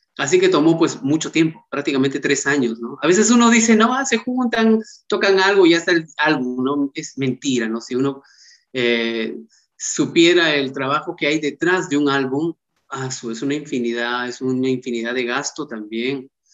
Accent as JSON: {"language": "Spanish", "town": "Paucartambo", "region": "Pasco", "country": "Peru", "tie": "born or raised there", "said": "soy de Paucartambo, del departamento de Pasco, eh, tengo 36 años, tengo pues la suerte de haber nacido en ese lugar tan maravilloso"}